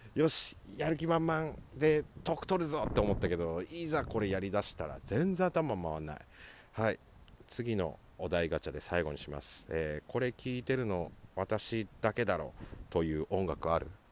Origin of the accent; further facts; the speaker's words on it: Sapporo, Hokkaido, Japan; 地元札幌市東区